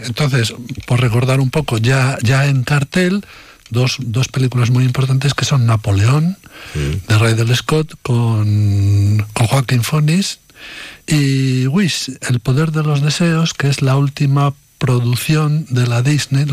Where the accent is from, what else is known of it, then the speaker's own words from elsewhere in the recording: Medina de Rioseco, Castile and León, Spain; de Medina de Río Seco, mi pueblo